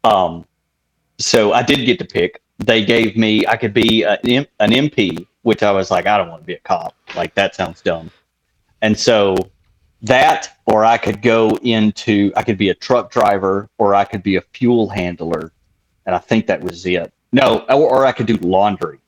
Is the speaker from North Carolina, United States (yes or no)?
no; Tennessee, United States; moved away as an adult; growing up in Tennessee